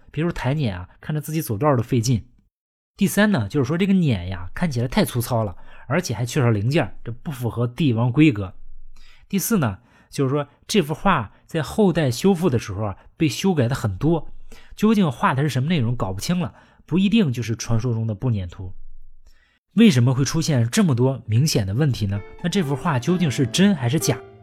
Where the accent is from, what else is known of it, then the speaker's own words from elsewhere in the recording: China; 我们中国人